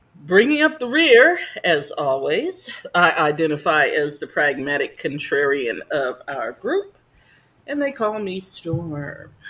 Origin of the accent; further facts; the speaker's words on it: New Jersey, United States; moved away; I guess my hometown, not so much yours, but. Nah, Jersey